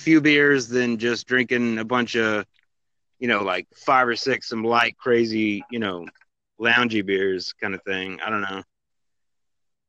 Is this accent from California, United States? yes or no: no; Atlanta, Georgia, United States; I'm from Atlanta, Georgia